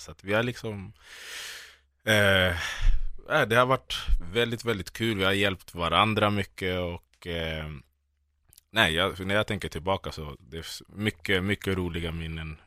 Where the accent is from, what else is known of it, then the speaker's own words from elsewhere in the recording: Solna, Stockholm County, Sweden; jag växte upp i Bergshamra i Solna